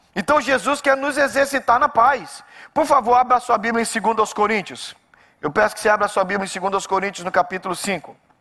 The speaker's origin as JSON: {"language": "Portuguese", "country": "Brazil", "tie": "born or raised there", "said": "cresci no Brasil"}